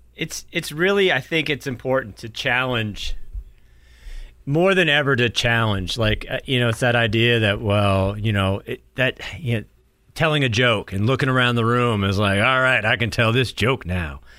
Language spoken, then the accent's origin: English; New Hampshire, United States; I grew up in New Hampshire